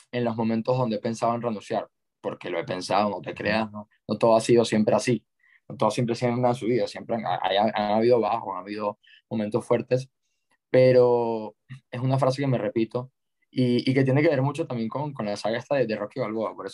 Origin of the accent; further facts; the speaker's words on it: Ecuador; a crear y fundar la primera agencia de lanzamientos y embudos de venta en mi país y, y tengo fe que, que, va a ser enorme